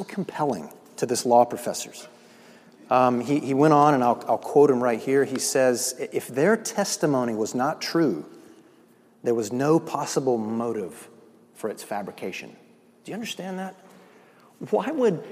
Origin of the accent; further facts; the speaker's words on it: the South, United States; I'm from the South